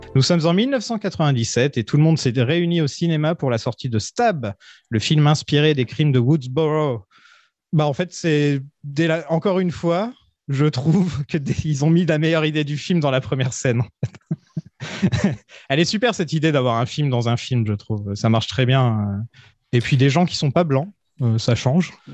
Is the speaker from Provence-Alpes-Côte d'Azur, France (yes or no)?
no; Nord, Hauts-de-France, France; je suis du Nord